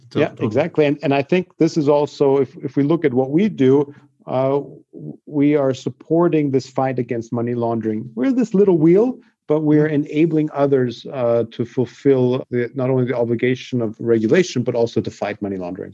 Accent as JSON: {"language": "English", "country": "Austria", "tie": "born or raised there", "said": "I grew up in Austria"}